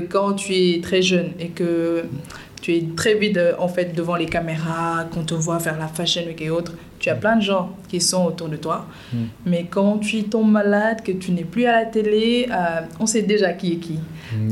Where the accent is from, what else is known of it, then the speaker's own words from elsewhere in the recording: Dakar, Senegal; suis née et j'ai grandi à Dakar